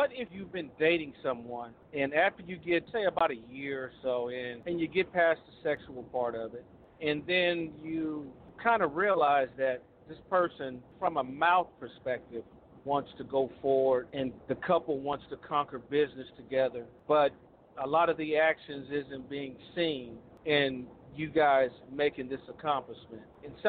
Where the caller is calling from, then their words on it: Little Rock, Arkansas, United States; I am calling from the Little Rock Metroplex area.